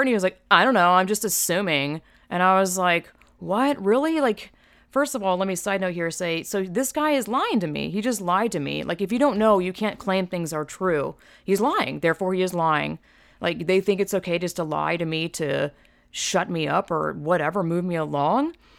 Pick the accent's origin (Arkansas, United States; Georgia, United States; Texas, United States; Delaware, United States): Georgia, United States; moved away as an adult; now in California, United States; I'm from Georgia, twenty, you know, born and raised twenty-five years, I've lived in California since twenty ten